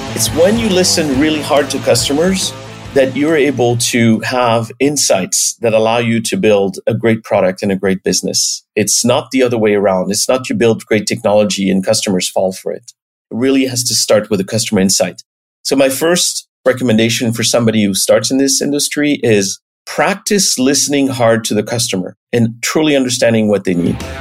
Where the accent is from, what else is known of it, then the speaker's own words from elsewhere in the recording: the Alps, France; moved away as an adult; now in United States; I was born and raised in France, in the Alps